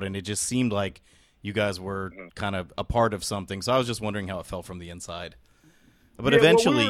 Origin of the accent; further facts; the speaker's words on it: San Jose, California, United States; We're all from San Jose, so we you know, we follow Bay Area hip hop closely